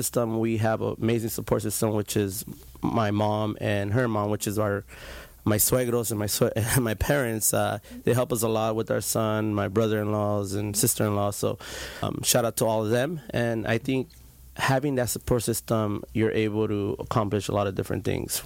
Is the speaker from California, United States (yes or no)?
yes; Santa Ana, California, United States; Grew up, born and raised in Santa Ana